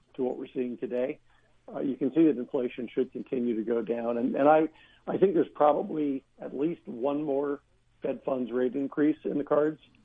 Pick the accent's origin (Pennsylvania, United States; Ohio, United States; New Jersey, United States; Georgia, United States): Pennsylvania, United States; I grew up in Pennsylvania